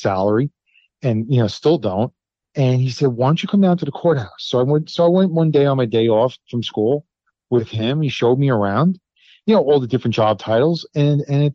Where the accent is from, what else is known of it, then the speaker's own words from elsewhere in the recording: New York City, New York, United States; I grew up in the Bronx.